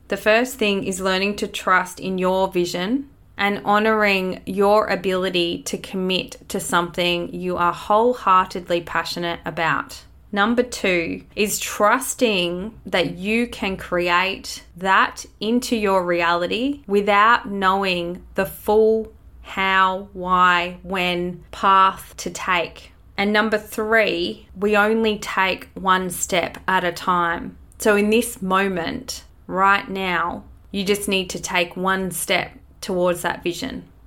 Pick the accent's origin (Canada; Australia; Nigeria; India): Australia; born or raised there